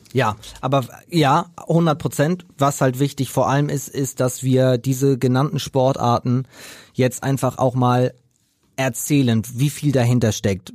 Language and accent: German; Preetz, Schleswig-Holstein, Germany; moved away; also born or lived in Hamburg; in Preetz in meiner Heimat